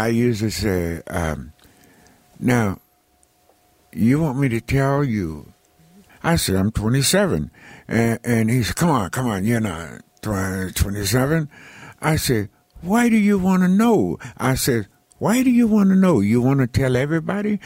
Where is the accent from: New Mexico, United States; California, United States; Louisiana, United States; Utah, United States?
California, United States; Los Angeles; also born or lived in Texas; I was born in Texas and raised in Los Angeles